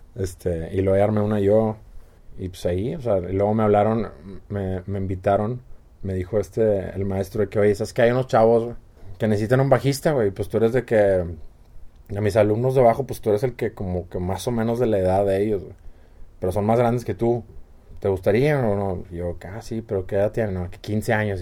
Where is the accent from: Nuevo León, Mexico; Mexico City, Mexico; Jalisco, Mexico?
Nuevo León, Mexico; San Pedro Garza García; San Pedro, sí, yo desde el 80, San Pedro toda la vida